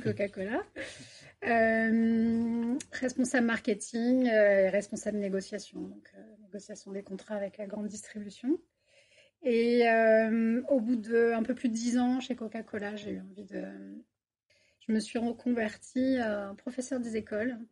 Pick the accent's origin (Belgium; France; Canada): France; Paris region, Île-de-France; moved away as an adult; also born or lived in Bordeaux; now in Toulouse, France; moi, je suis toulousaine euh, d'adoption. Ça fait trois ans que je suis sur Toulouse et je viens de région parisienne